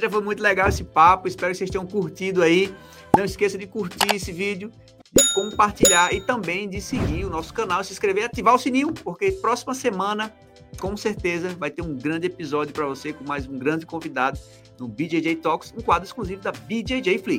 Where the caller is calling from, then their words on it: Natal, Rio Grande do Norte, Brazil; Ceará, não. Eu, eu estou em Natal.